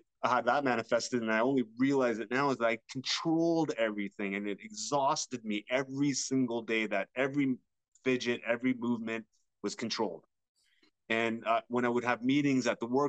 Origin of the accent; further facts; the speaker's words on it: London, Ontario, Canada; I was born in London, Ontario.